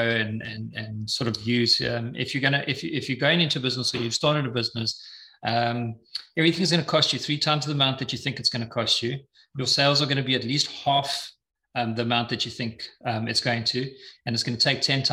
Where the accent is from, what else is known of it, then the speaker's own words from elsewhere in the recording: Eswatini; moved away; I'm originally from Swaziland, now known as the Kingdom of Eswatini